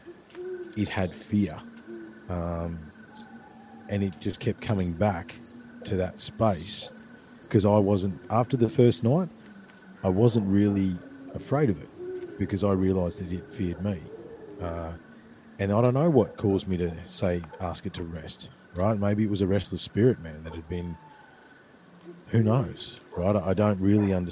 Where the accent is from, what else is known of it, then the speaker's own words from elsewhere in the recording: Ballarat, Victoria, Australia; the creek where I grew up in Brown Hill